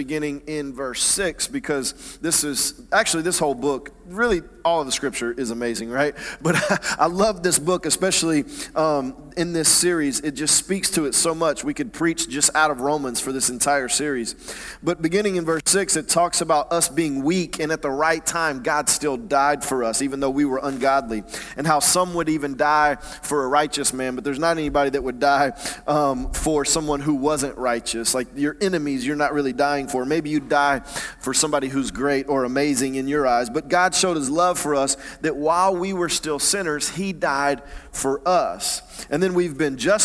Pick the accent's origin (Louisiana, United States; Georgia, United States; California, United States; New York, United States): Georgia, United States; Atlanta; I grew up in Atlanta, in the suburbs of Atlanta, not in the church